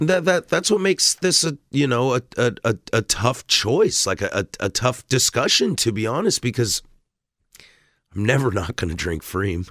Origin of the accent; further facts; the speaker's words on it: Vancouver, Washington, United States; moved away as an adult; now in Portland, United States; I'm born and raised in this, in this area, uh, living in Portland for as long as I ha-, or growing up in Vancouver, and now I've been in Portland for five, six years now